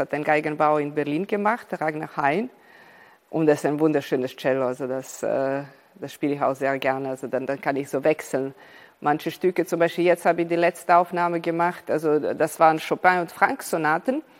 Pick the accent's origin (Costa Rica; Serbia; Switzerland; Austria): Serbia; Ich bin hier in Serbien geboren. Äh, meine Mutter ist Russin, also ich bin halb Serbin, halb Russin, äh, aus einer Familie, die übrigens aus Ukraine äh, stammt.